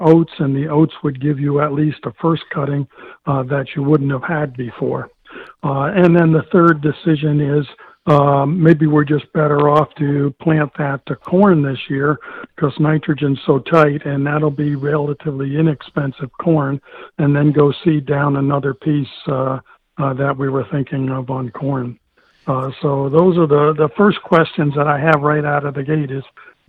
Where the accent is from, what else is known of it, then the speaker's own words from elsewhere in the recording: New York, United States; I came from New York where I have a lot of contacts